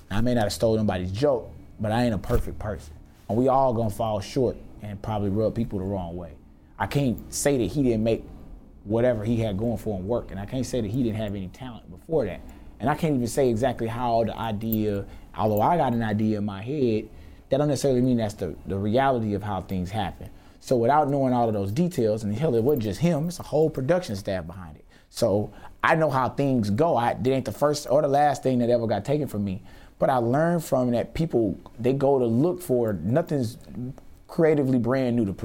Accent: Houston, Texas, United States; Yeah, I'm from Houston.

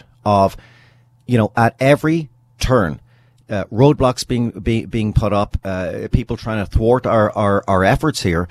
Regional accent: British Columbia, Canada; me personally, as a British Columbian

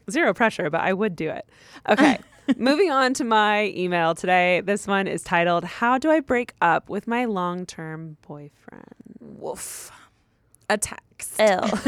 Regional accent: Ontario, Canada; He and I are both in post secondary school right now. I'm from Ontario, Canada, where he is finishing his degree.

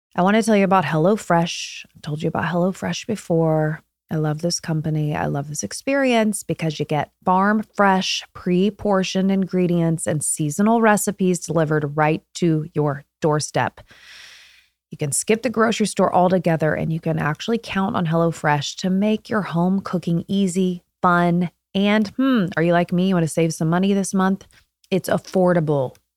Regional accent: Indiana, United States; I'm from Indiana, born and raised

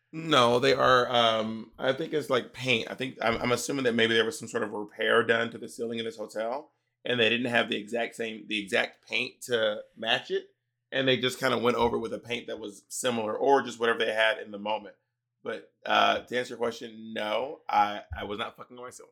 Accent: the South, United States; now in New York City, United States; growing up in the South

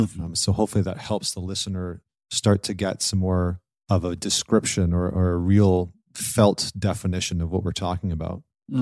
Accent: Saskatchewan, Canada; also born or lived in Scotland; I was born in Scotland, came to Canada, grew up in Saskatchewan, which is like the center of Canada, which there's not a lot of people there. There's not a lot going on. It's farmland.

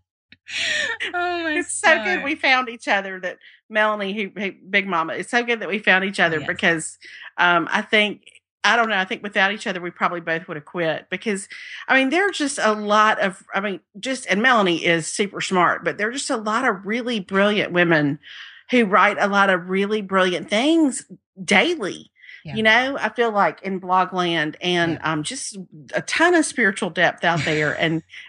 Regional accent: Mississippi, United States; moved away as an adult; also born or lived in Baton Rouge, Louisiana; now in Birmingham, United States; I've lived in the Deep South my whole life. I grew up in Mississippi

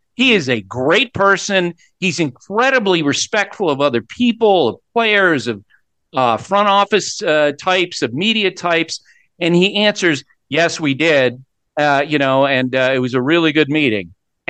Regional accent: Central Vermont, United States; as a product of Central Vermont

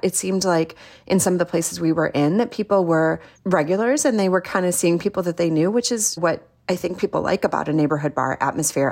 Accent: Midwest, United States; now in Salt Lake City, United States; I'm from the Midwest

